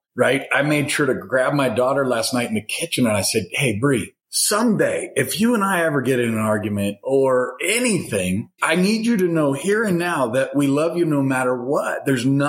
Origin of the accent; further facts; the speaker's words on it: Madison, Wisconsin, United States; I was born in Madison